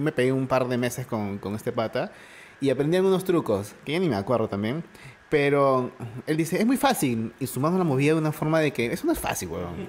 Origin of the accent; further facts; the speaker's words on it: Lima, Peru; yo conocía mi distrito y con las justas me iba de vez en cuando a, San Miguel y soy de los Olivos